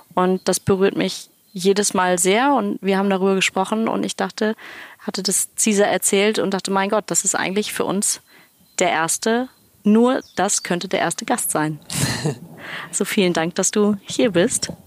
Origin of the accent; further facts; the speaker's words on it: Kiel, Schleswig-Holstein, Germany; Ich bin mit deinem Mann zusammen aufgewachsen in Kiel